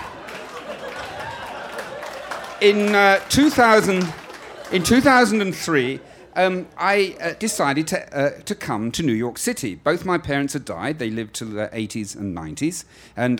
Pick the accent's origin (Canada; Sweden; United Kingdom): United Kingdom; London; You probably gathered I'm English. I was brought up in the 50s and 60s in London.